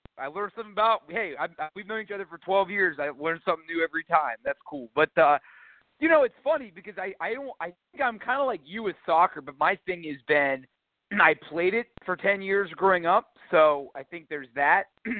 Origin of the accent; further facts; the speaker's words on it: Columbus, Ohio, United States; I'm from Columbus.